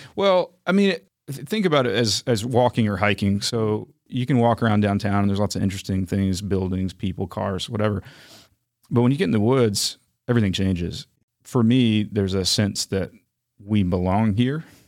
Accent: Raleigh, North Carolina, United States; also born or lived in Huntsville, Alabama; now in Chattanooga, United States; I mostly grew up in Raleigh

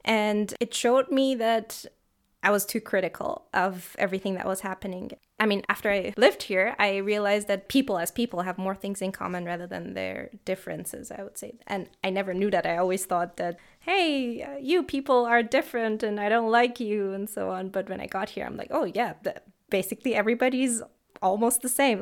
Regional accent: Tehran, Tehran Province, Iran; moved away as an adult; now in Freiburg, Germany; I come from Iran. I'm from the city Tehran

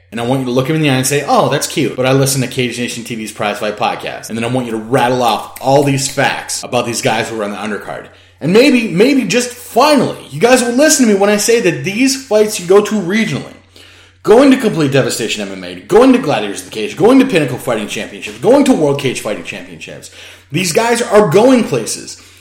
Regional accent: State College, Pennsylvania, United States; I was working in downtown State College whenever Ed Ruth was beginning his tear. Ed Ruth's name was everywhere, and I loved it. It was my hometown.

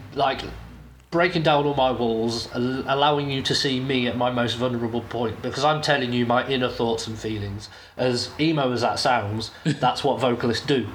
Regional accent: United Kingdom; in my home country at one of my favourite British festivals

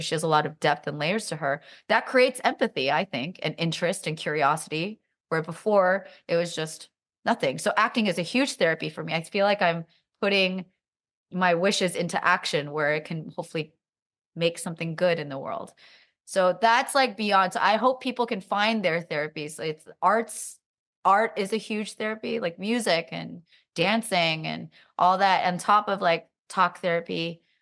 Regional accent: Silicon Valley, California, United States; I'm also from Silicon Valley

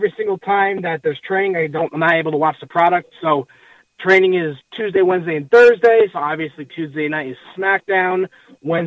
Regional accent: New York City, New York, United States; now in upstate New York, United States; I grew up in Queens, but now I live in upstate New York

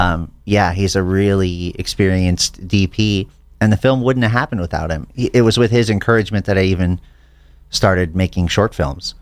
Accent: Santa Fe, New Mexico, United States; moved away as an adult; now in Los Angeles, United States; I grew up in Santa Fe, New Mexico.

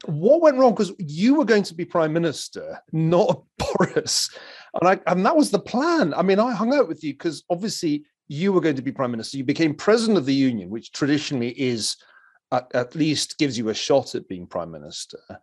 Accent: Glasgow, Scotland, United Kingdom; moved away as an adult; I was from Glasgow, which meant that I was an outsider geographically

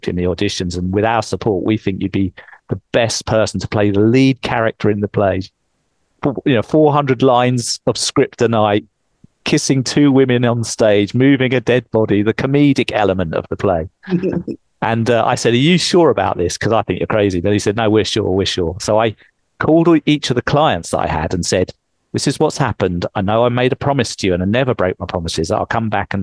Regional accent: England, United Kingdom; moved away; I'm English. I would speak with the right accent.

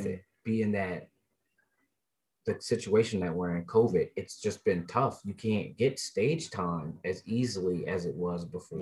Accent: Denver, Colorado, United States; I grew up in East Denver, you know, early 90s, mid 90s

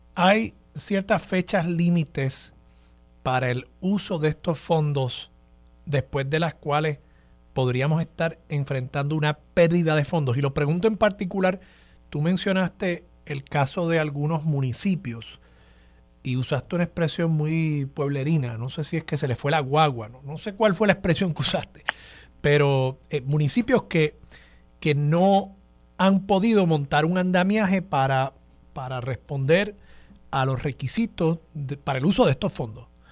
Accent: Puerto Rico; A los puertorriqueños

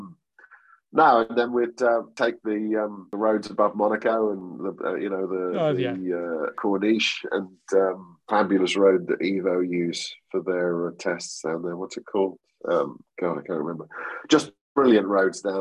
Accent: a small town next to Great Yarmouth, East of England, United Kingdom; also born or lived in Norwich; I was born in Norwich, but I grew up in an even smaller town next to Great Yarmouth called Alston on Sea

